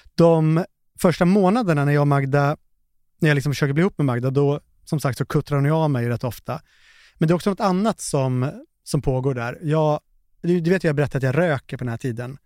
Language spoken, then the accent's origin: Swedish; Finland; Jag är ju finne